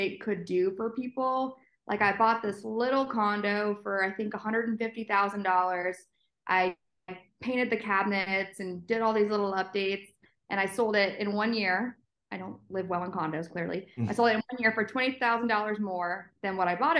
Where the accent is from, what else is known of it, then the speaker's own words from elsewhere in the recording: Ithaca, New York, United States; moved away as an adult; also born or lived in England; now in Atlanta, United States; I grew up in Ithaca, so central